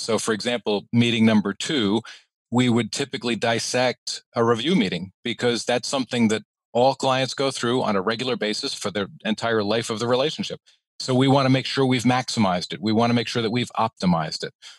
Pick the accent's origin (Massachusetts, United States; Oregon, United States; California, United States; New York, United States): New York, United States; I am a New Yorker.